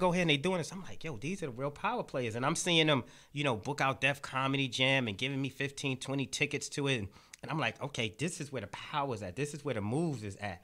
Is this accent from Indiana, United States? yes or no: no; New York City, New York, United States; I grew up in Brownsville